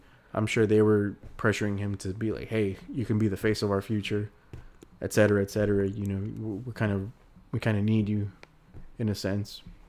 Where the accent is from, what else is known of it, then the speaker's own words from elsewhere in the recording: England, United Kingdom; You know, I've always heard mariachis when I was growing up in England.